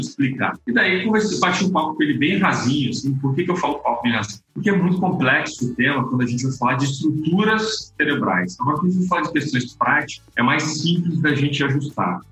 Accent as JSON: {"language": "Portuguese", "region": "Espírito Santo", "country": "Brazil", "said": "eu sou capixaba, estou falando aqui de Vitória, Espírito Santo, Vila Velha, Espírito Santo, Terra da Muqueca"}